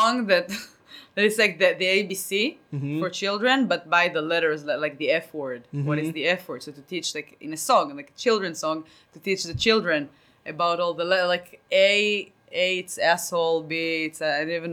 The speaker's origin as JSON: {"language": "English", "country": "Israel", "first_language": "Hebrew", "second_language": "English", "moved": "yes"}